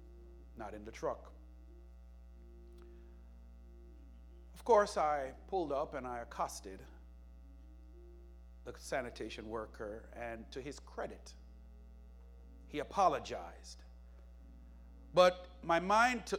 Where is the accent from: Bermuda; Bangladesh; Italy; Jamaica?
Jamaica; where I was growing up in Jamaica